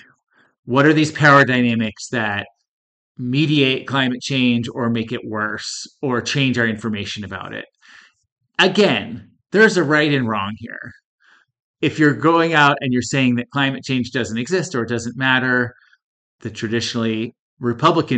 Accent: Northeast, United States; now in Colorado, United States; I grew up in the Northeast where it's dreary and cold almost all year round, and I moved out to this warm, dry, sunny climate

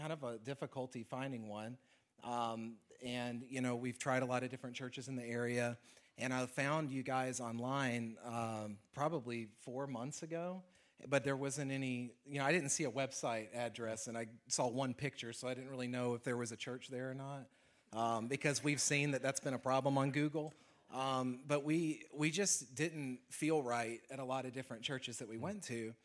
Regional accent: Alabama, United States; moved away as an adult; I'm from Alabama

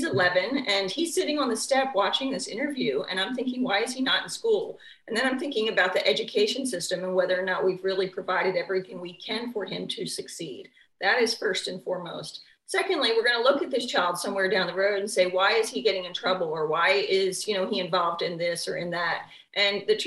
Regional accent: Baltimore, Maryland, United States; I am the only candidate born and raised in Baltimore City

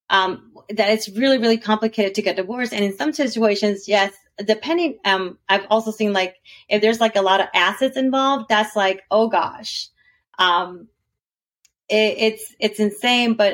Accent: Texas, United States; born there; also born or lived in Alabama / California / Puerto Rico / South America; now in Georgia, United States; I was born in Texas. I lived in Alabama. I lived in California. I lived in Puerto Rico. I lived in South America. I lived in North Dakota. Now I'm basically I'm staying here in Georgia forever.

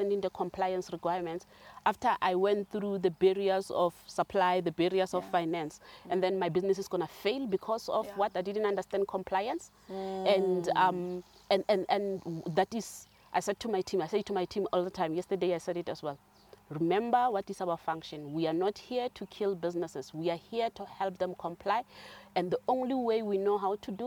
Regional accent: South Africa; moved away as an adult; also born or lived in Johannesburg / Cape Town; I'm from Kwakwa, so I'm always biased towards rural areas

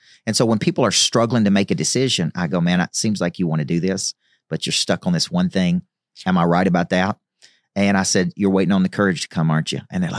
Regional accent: Tennessee, United States; Well, I grew up, you know, in the Bible Belt right in the middle of Tennessee. So I grew up in Church of Christ.

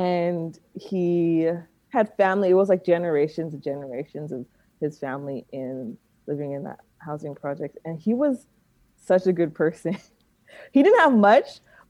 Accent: Alameda, California, United States; also born or lived in Oakland; I grew up in Alameda, which is a nice little town

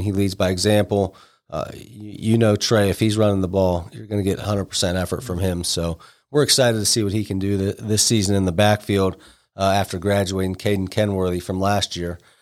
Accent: Alliance, Ohio, United States; moved away as an adult; now in Cambridge, United States; originally I'm from Alliance up near the Canton area

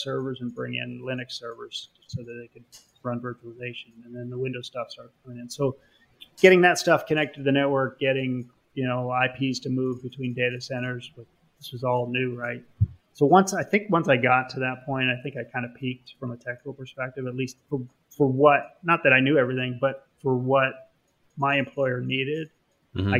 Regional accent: Canada; moved away as an adult; now in United States; I am Canadian, so I was technically an alien

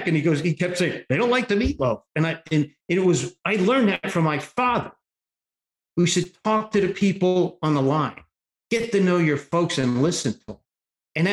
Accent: Northern Virginia, United States; moved away; also born or lived in Memphis, Tennessee; Northern Virginia

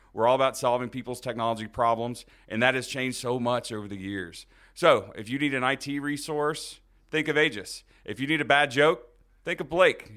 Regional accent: Houston, Texas, United States; I was born in Houston, Texas

